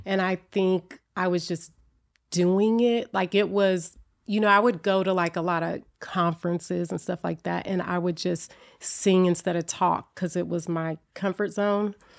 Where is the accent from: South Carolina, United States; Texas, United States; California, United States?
California, United States; Oakland; also born or lived in Berkeley, California; I was born in Oakland, but I grew up in Berkeley and Oakland